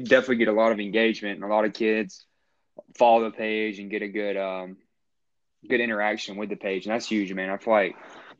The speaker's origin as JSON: {"language": "English", "region": "North Carolina", "country": "United States", "said": "I'm from North Carolina"}